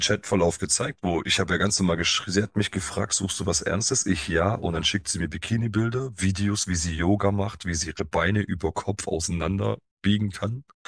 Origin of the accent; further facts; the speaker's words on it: Stuttgart area, Baden-Württemberg, Germany; also born or lived in Poland (family origin); kommen wir aus dem Raum Stuttgart